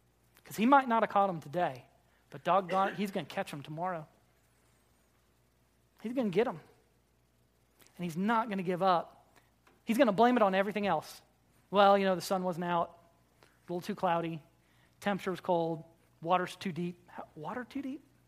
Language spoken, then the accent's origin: English; Florida, United States; I grew up in Florida